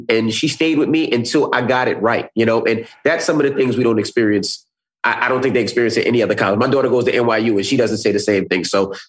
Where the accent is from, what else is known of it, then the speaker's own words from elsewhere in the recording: New York, United States; I was from New York. All I knew was New York.